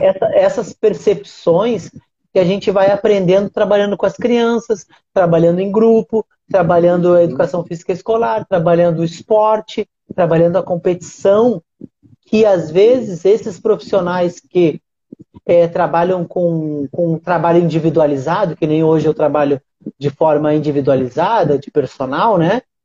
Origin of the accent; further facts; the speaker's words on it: Uruguaiana, Rio Grande do Sul, Brazil; moved away; Uruguaiana, minha cidade, da onde eu nasci, da onde eu vim, da onde é a minha essência, da onde eu aprendi